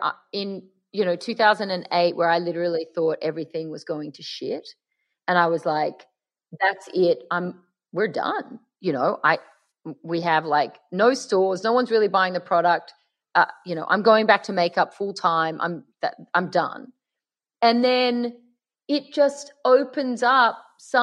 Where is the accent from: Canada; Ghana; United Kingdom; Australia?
Australia; Sydney, New South Wales; accent: Aussie; now in Los Angeles, United States; I'm in LA, but we're both from Sydney